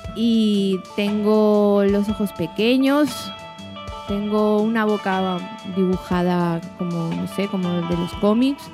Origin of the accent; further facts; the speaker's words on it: Peru; soy peruana, soy escritora